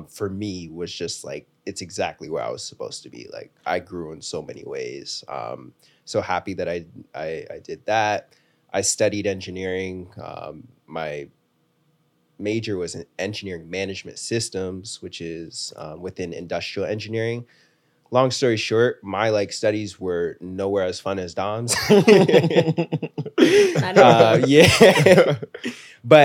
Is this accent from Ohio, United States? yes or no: yes; Columbus, Ohio, United States; also born or lived in Athens, Ohio; I'm from Columbus, Ohio, born in Athens, Ohio